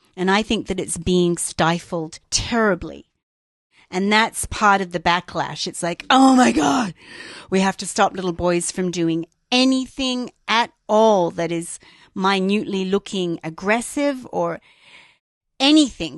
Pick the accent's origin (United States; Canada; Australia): Australia; growing up in Australia